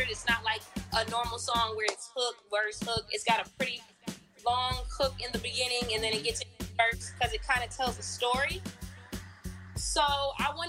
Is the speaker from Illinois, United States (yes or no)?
no; Georgia, United States; also born or lived in Michigan; I was born in Michigan, but I've been living in Georgia since third grade